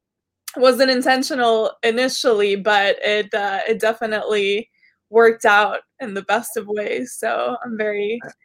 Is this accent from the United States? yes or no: no; Kuwait; born there; Okay, so I was born in Kuwait. It's a little country in the Middle East that's next to Iraq.